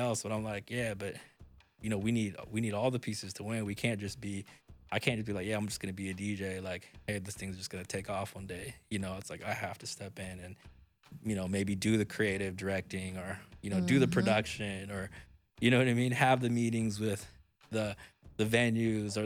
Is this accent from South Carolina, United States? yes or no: no; Portland, Oregon, United States; I'm from Portland